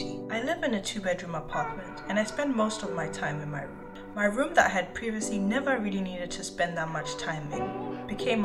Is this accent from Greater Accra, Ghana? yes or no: yes; Accra, Greater Accra, Ghana; also born or lived in Johannesburg, South Africa; now in Toronto, Canada; Growing up in Accra, Ghana and Johannesburg, South Africa, the architecture around me was very different to what I'm used to seeing in Toronto.